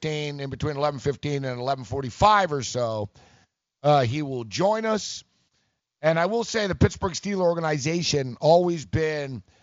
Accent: Montreal, Quebec, Canada; I grew up in Montreal

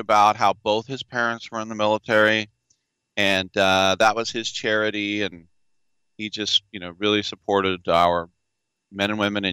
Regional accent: San Francisco Bay Area, California, United States; moved away; to be in my hometown and literally to take BART and go into the Moscone Center

